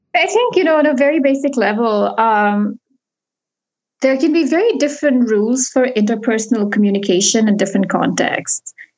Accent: India; moved away as an adult; also born or lived in United States / United Kingdom / Switzerland / Singapore; I grew up in India

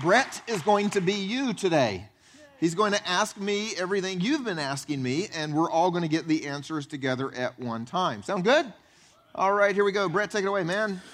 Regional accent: the Bible Belt, United States; I grew up actually here in the Bible Belt.

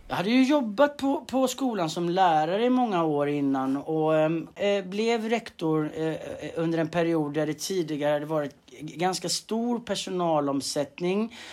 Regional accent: Tjörn, Västra Götaland, Sweden; moved away as an adult; now in Stockholm, Sweden; född och uppvuxen på, på Tjörn eh, på västkusten.

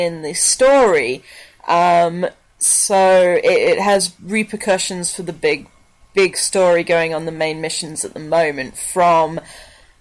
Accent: England, United Kingdom

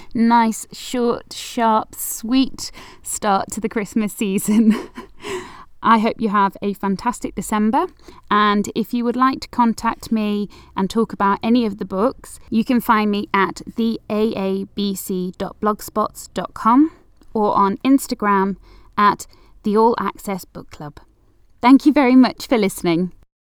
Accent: Manchester, North West England, United Kingdom; I'm from Manchester

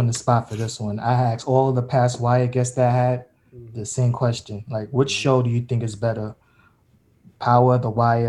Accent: New York City, New York, United States; I'm from Bushwick.

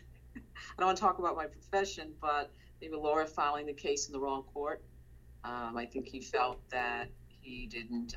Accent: Washington, District of Columbia, United States; I was born in Washington, D.C.

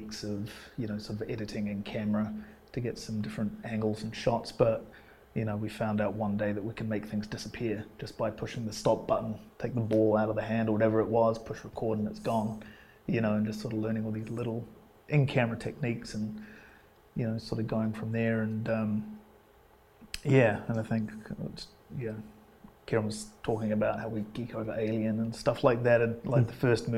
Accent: England, United Kingdom; also born or lived in Scotland; now in Wellington, New Zealand; I grew up in England. I was born in Scotland, and I grew up in England

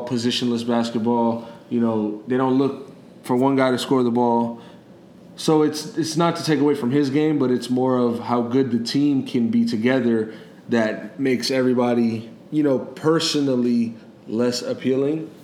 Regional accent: Pennsylvania, United States; I was born in Pennsylvania.

